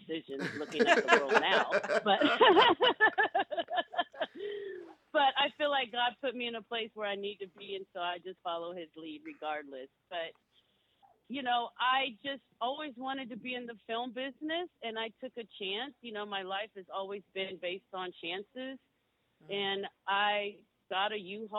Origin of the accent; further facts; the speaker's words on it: Baltimore, Maryland, United States; moved away as an adult; also born or lived in Northern California; now in Granite Bay, United States; I'm from East Baltimore, but I, you know, I've been in Northern California, you know, for my young adult life to now, to my adult life.